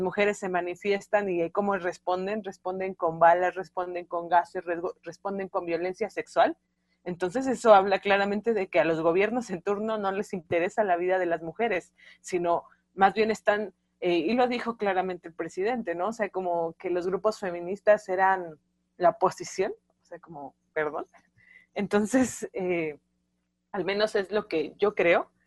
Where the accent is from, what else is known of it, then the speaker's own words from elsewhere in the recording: Mexico City, Mexico; Yo soy de Ciudad de México, de Tláhuac, de las periferias